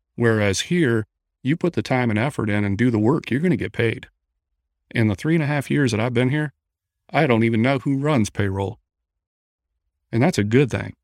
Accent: Midland, Michigan, United States; moved away as an adult; now in Gulf Shores, United States; originally I'm from Midland, Michigan, but moved down to Gulf Shores, Alabama, about five years ago

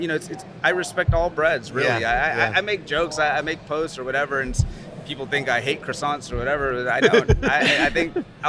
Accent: New Orleans, Louisiana, United States; now in New York, United States; I'm from New Orleans. My parents are from Honduras.

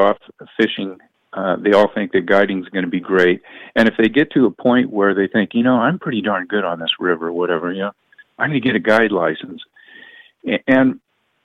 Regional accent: Stockton, California, United States; I was born in Stockton

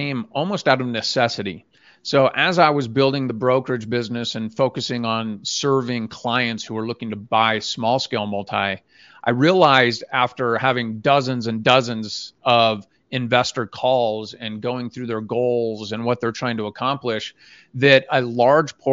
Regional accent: Phoenix, Arizona, United States; now in Utah, United States; I grew up in Phoenix, made a move to Utah, got my license here

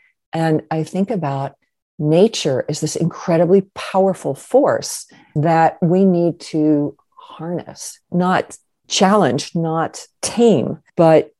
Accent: Kentucky, United States; moved away as an adult; also born or lived in Europe; I grew up in Kentucky

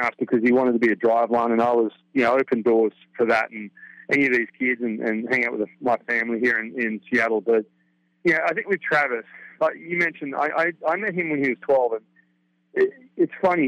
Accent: Australia; born or raised there; now in United States

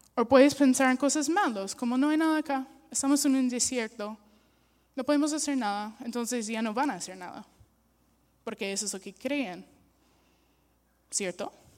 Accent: United States; Spanish is a second language; now in Peru; soy una gringa

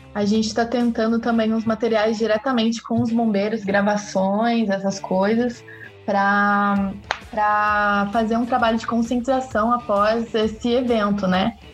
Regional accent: Cruzeiro, São Paulo, Brazil; nasci né, em Cruzeiro, que é ali no pezinho da Serra da Mantiqueira, então eu sou uma das filhas da Mantiqueira

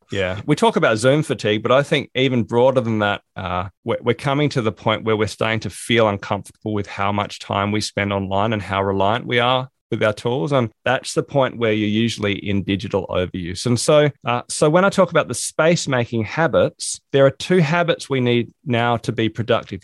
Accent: South Australia, Australia; moved away as an adult; also born or lived in England; now in Hobart, Australia; I grew up in South Australia.

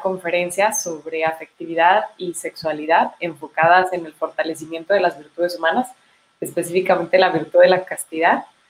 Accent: Chihuahua, Mexico; soy de Chihuahua, este, nací acá

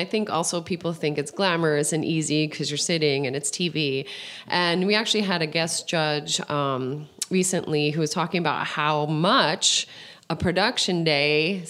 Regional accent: New Jersey, United States; suburb, right outside of the city, near Montclair and Verona. Those are more familiar cities in that area. But I was born in Jersey City, so I'm 100%.

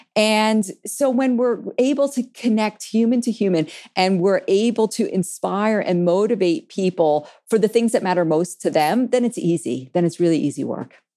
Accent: New York City, New York, United States; I grew up in New York City

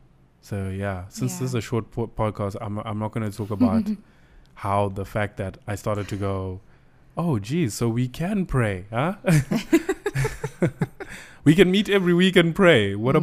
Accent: Zimbabwe; We come from Zim. So I know that there's a certain way we can think when we come from that kind of background.

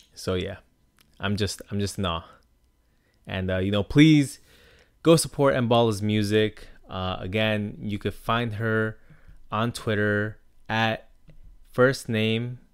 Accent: Long Island, New York, United States; My experiences growing up on Long Island

